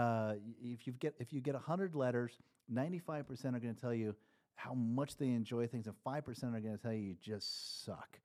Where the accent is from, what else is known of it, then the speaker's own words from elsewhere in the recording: Nebraska, United States; moved away; I grew up in Nebraska.